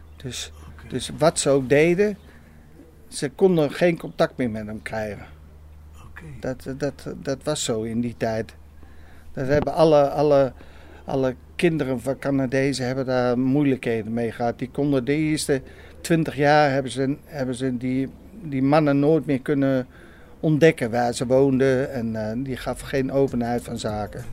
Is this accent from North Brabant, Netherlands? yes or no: no; Apeldoorn, Gelderland, Netherlands; Ik kom uit Apeldoorn, ja. ja. Ik ben geboren aan de Koning